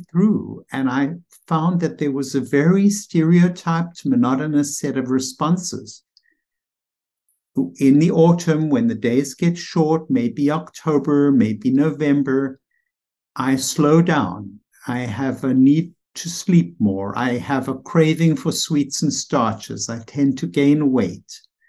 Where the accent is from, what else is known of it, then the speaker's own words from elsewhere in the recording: South Africa; moved away as an adult; now in United States; it brings me back to when I came here from South Africa. It was 1976, and I was thrown into the psychiatric residency, which was very stimulating.